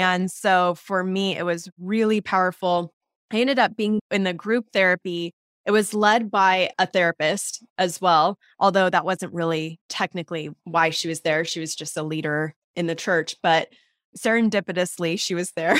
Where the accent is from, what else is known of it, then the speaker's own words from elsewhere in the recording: Portland, Oregon, United States; also born or lived in Southern California; I was born in Southern California, actually. I grew up, though, in Portland, Oregon